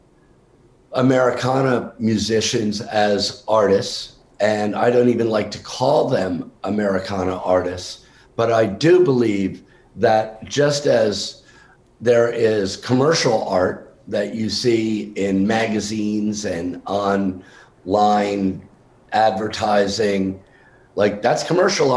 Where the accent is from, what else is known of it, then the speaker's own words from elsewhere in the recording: New York, United States; moved away as an adult; also born or lived in Vermont; now in Nashville, United States; I grew up in New York and in Vermont